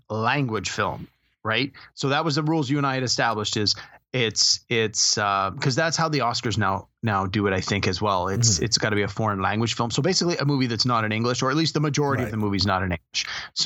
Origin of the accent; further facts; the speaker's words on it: Canada; as a Canadian